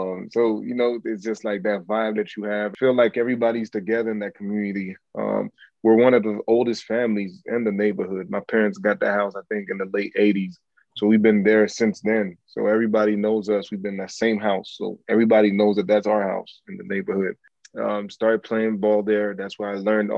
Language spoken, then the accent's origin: English; Montreal, Quebec, Canada; I'm from Parc Ex, where you got to be mentally tough to be successful